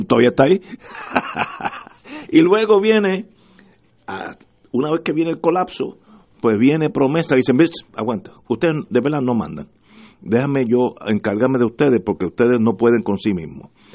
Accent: Puerto Rico; yo como puertorriqueño

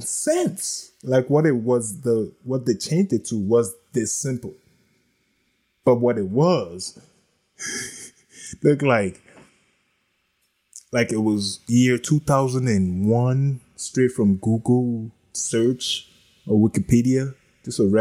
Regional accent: East Coast, United States; moved away; also born or lived in Los Angeles; I lived in Nipsey Hussle's hood and I grew up on the East

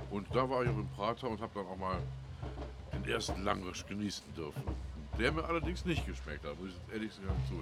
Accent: Remscheid, North Rhine-Westphalia, Germany; und ich komme aus Remscheid. Das ist so etwa 100 Kilometer entfernt.

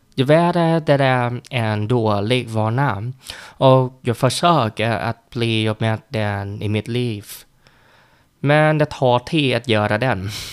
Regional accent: Vietnam; Swedish is a second language; now in Sweden; Jag är en vietnames som bor i Sverige och lär mig svenska

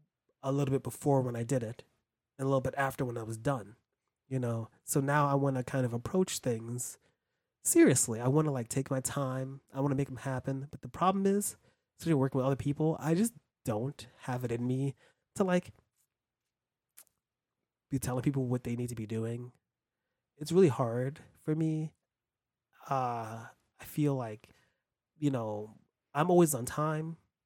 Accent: New York City, New York, United States; I'm from New York City. Like, where in New York? Well, I was born in Brooklyn. I lived in Harlem in the Bronx, mostly in Harlem.

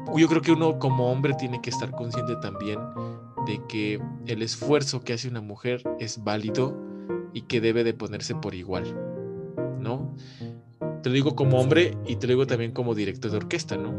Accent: Mexico; moved away

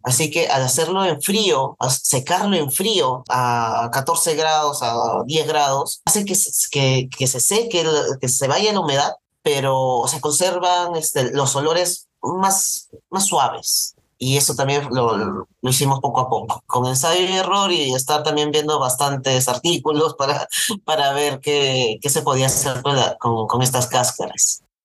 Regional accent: Peru

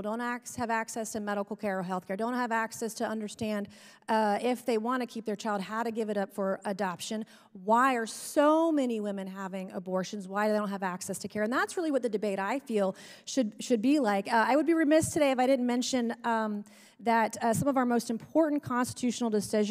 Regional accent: South Carolina, United States; I am from South Carolina that recently implemented a fetal heartbeat bill

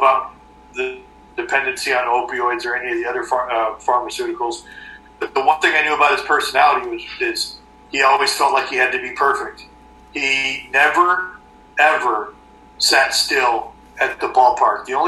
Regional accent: Southern California, United States; now in Canada; I grew up in Southern California

